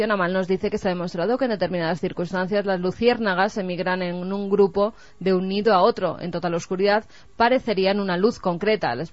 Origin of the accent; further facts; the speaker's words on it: Córdoba, Andalusia, Spain; Bueno, yo también soy de Córdoba y me identifico con ese oyente.